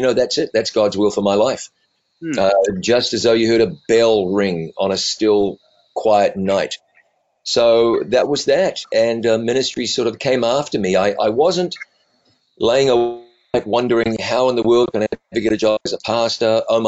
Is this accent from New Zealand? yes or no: yes; New Zealand; So my accent has been moderated over time. Raised in New Zealand, blue collar family, blue collar town, got out of high school, college, radio.